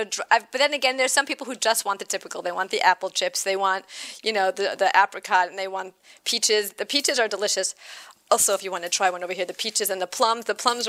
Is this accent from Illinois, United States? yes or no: yes; Chicago, Illinois, United States; I'm from Chicago.